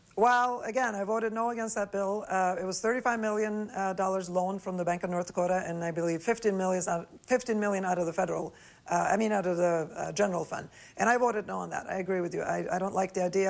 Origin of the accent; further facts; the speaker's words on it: Norway; now in United States; I grew up in Norway